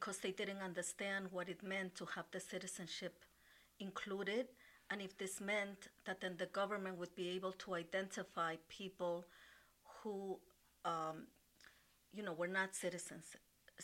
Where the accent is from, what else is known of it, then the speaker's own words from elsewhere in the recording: Ecuador; now in United States; I was born in Ecuador and then came to live here in the United States